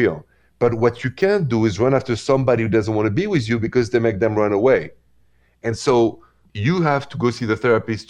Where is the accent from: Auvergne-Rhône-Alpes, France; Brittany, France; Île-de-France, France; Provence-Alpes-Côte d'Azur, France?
Île-de-France, France; Paris; accent: French; moved away; The accent is French because I'm from Paris.